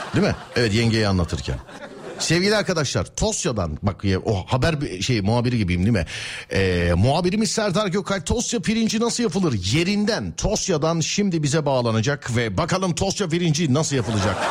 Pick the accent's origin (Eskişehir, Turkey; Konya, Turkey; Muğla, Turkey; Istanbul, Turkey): Istanbul, Turkey; ben İstanbulluyum